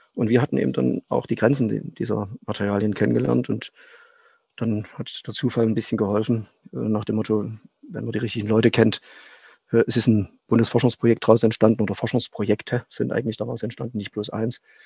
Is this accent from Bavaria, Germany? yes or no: no; Leipzig, Saxony, Germany; moved away as an adult; Ich bin gebürtiger Leipziger